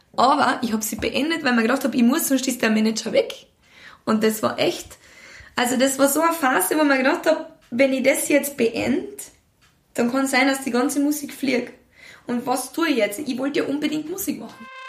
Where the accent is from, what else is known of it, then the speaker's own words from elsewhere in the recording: Austria; in das Haus zum Bauernhof, wo ich aufgewachsen bin. Und zwar auf der Nostra